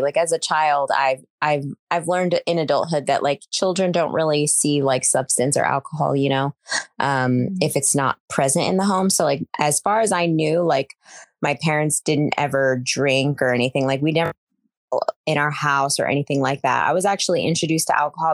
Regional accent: Tacoma, Washington, United States; also born or lived in Arkansas / Seattle, Washington; now in Whidbey Island, United States; I was born in Arkansas, and then I was only in Arkansas for about 3 months or so. And I grew up here in Washington. So I'm from Tacoma, Washington

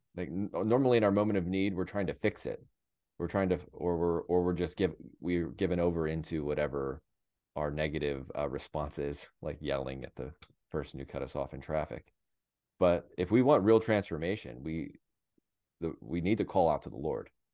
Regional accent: United States; as an American

